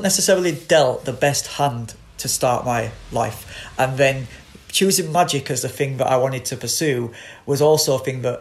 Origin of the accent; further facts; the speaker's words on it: Bradford, Yorkshire and the Humber, United Kingdom; I grew up on Delphill Estate in Bradford